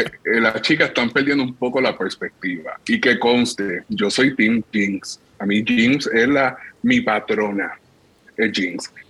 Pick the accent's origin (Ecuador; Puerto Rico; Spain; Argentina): Puerto Rico; nosotros como puertorriqueños y como caribeños